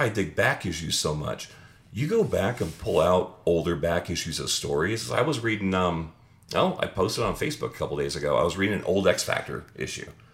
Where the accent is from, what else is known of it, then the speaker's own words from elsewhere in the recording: Phoenix, Arizona, United States; moved away; Phoenix, Arizona. That's my hometown.